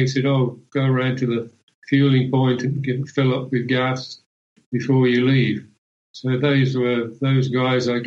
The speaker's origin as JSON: {"language": "English", "country": "United Kingdom", "said": "being British"}